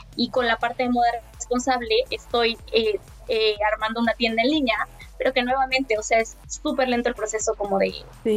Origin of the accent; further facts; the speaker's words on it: Mexico; mi país